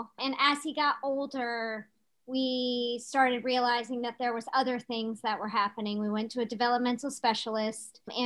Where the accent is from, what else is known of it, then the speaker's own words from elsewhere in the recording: Chesterfield, Virginia, United States; now in Ashland, United States; we both were born and raised in Chesterfield, but currently we live in Ashland.